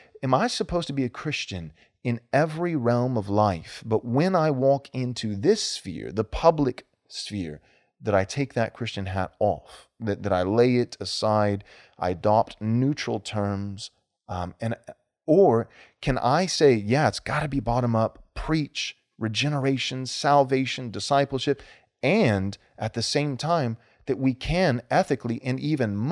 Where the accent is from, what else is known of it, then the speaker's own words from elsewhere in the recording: Texas, United States; I'm from Texas